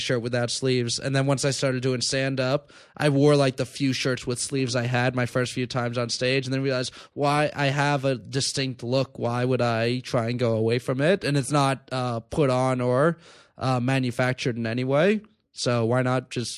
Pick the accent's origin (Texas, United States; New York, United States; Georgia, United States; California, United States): New York, United States; New York City; I grew up in Queens, the most diverse county in the world